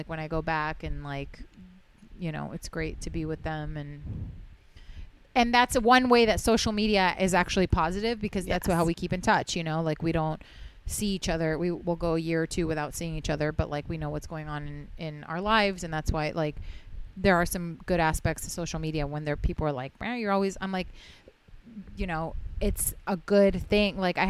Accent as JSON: {"language": "English", "town": "Houston", "region": "Texas", "country": "United States", "tie": "born there", "said": "I was born in Houston, but I'm not like from there. I haven't been there. Like, I don't know. My parents just were like settled there."}